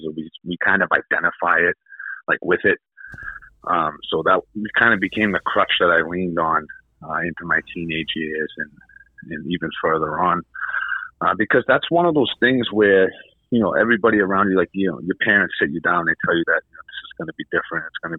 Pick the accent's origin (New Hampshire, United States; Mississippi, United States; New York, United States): New Hampshire, United States; also born or lived in Massachusetts; I'm from New Hampshire